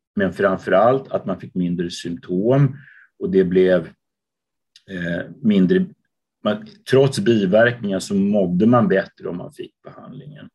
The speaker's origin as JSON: {"language": "Swedish", "town": "Uppsala", "region": "Uppsala County", "country": "Sweden", "tie": "born or raised there", "also_born_or_lived": "London, United Kingdom / Copenhagen, Denmark", "moved": "as an adult", "lives_now": "Gothenburg, Sweden", "said": "Jag är född och uppvuxen i Uppsala"}